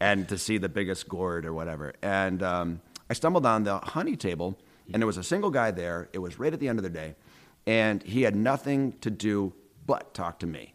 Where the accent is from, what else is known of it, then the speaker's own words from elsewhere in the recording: Syracuse, New York, United States; also born or lived in Minneapolis; I grew up on West Scott Street